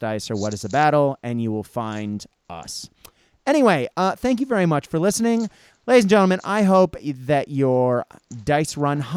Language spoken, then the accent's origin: English; United States; being American